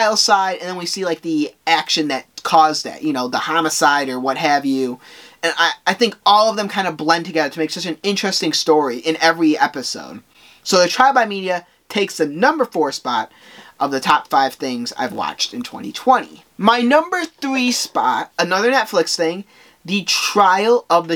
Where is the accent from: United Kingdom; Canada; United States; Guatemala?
Guatemala; I am from Guatemala